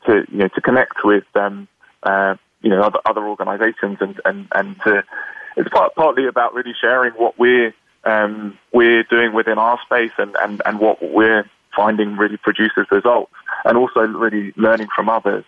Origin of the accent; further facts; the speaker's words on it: United Kingdom; now in Washington, D.C., United States; as you can probably hear from my accent, I'm born and raised in the UK.